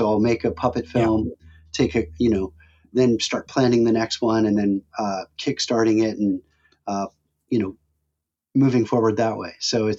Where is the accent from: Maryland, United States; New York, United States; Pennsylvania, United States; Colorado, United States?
Pennsylvania, United States; Pittsburgh; moved away as an adult; now in Los Angeles, United States; I'm from Pittsburgh